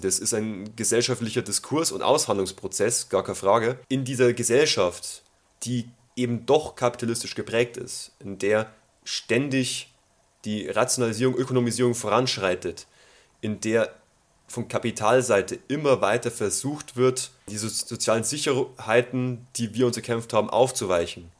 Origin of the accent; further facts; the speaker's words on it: Bavaria, Germany; bei uns in Bayern